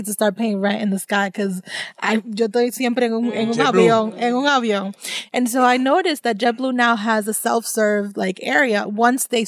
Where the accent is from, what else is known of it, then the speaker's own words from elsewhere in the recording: Somerville, Massachusetts, United States; moved away as an adult; also born or lived in Dorchester, Boston / Pennsylvania; now in Dominican Republic; I grew up in Somerville, Massachusetts. I left Somerville when I was 18